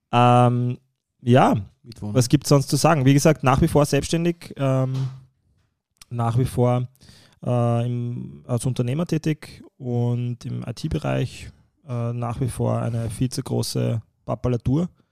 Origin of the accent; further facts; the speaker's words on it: Vienna, Austria; ich bin im einundzwanzigsten Bezirk